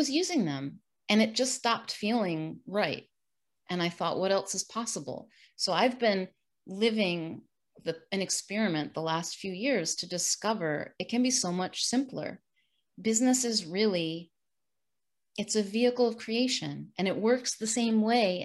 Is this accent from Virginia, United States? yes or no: no; New York, United States; now in Sarasota, United States; I'm originally from New York, the state, not the city